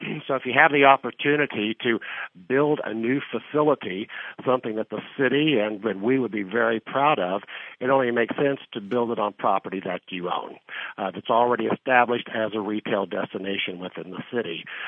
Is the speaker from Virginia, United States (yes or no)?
no; southeastern Kansas, United States; moved away as an adult; also born or lived in San Diego / Newport Beach / Beverly Hills; now in Kansas City, United States; I grew up in the Midwest in southeastern Kansas